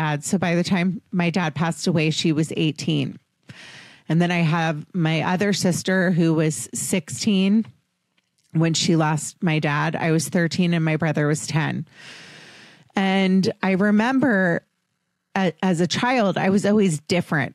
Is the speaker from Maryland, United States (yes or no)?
yes; Potomac, Maryland, United States; I grew up in Washington, D.C., or outside Washington, D.C.